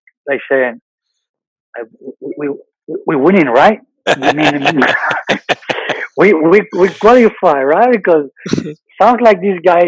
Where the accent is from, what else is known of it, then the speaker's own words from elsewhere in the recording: Bilbao, Basque Country, Spain; moved away; I'm from Bilbao